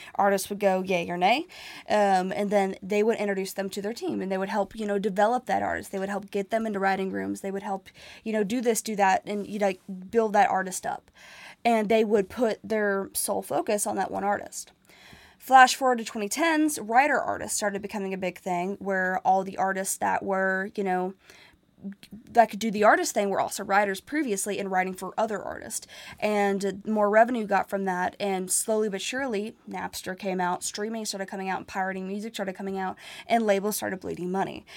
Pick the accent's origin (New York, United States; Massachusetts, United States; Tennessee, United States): Tennessee, United States; Nashville; it's my hometown